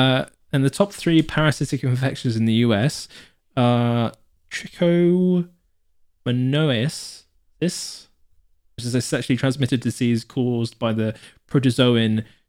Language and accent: English; South West England, United Kingdom; I mean, growing up in Devon, you're like, oof, you get many.